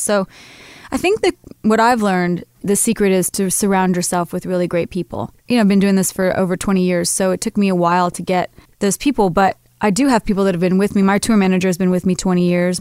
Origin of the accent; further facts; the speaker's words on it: Kansas, United States; I'm from Kansas, so I'm a really grounded sort of Midwestern girl